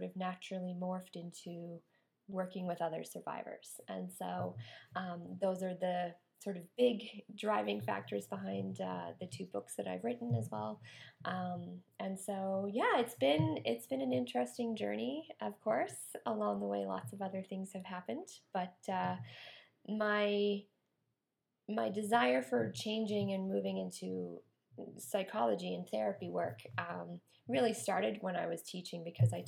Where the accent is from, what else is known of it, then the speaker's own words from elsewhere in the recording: Nova Scotia, Canada; moved away; I'm from Nova Scotia. So that's where I originally came from.